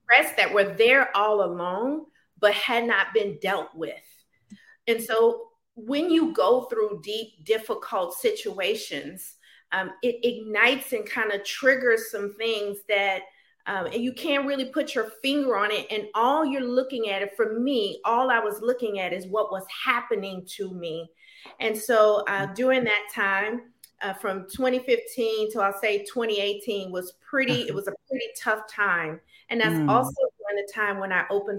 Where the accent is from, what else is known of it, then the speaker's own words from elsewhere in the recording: Baton Rouge, Louisiana, United States; moved away as an adult; I'm originally from Baton Rouge, Louisiana. I am a product of mostly a single parent home where I watched my mom struggle to make ends meet financially.